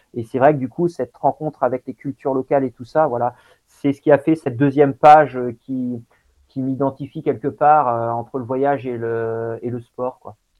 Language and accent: French; Coutances, Normandy, France; je suis né en Normandie, hein, à Coutances, dans la Manche. Et euh, donc mon père était vraiment investi dans le sport. Et du coup, c'est vrai que depuis, depuis tout petit, j'ai été baladé sur les, sur les, scènes sportives